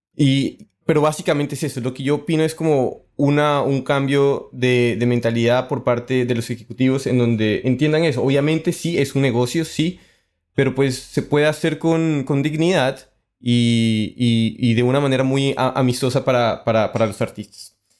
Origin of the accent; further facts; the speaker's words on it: Colombia; Yo que soy colombiano